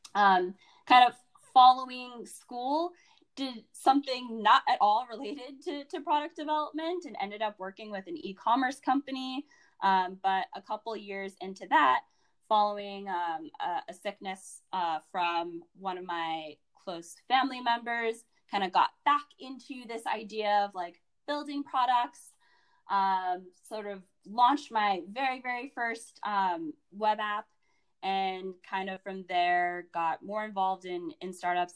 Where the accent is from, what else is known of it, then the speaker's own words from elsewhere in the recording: Alexandria, Virginia, United States; I'm a DMVer. So I grew up in um, the Virginia area. I went to Hayfield Secondary School, um, which was in Alexandria, Virginia